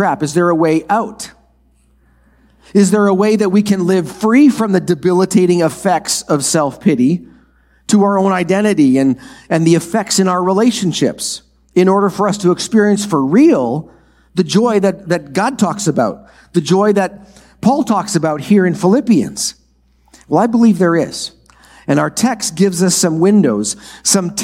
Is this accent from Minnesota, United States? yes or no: yes; Minnesota, United States; The farm I grew up on in Minnesota is a four-generation farm